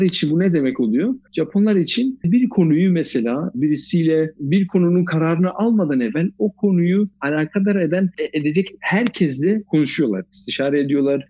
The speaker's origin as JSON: {"language": "Turkish", "town": "Dortmund", "region": "North Rhine-Westphalia", "country": "Germany", "tie": "born or raised there", "also_born_or_lived": "Fatsa, Ordu (ancestry)", "moved": "as an adult", "lives_now": "Stuttgart, Germany", "said": "Doğuma büyüme Dortmund, Almanya'nın Dortmund şehrinde doğduk, büyüdük"}